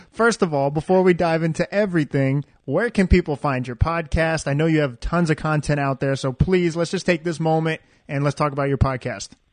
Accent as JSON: {"language": "English", "town": "Daytona Beach", "region": "Florida", "country": "United States", "said": "I'm obviously from Daytona Beach, Florida"}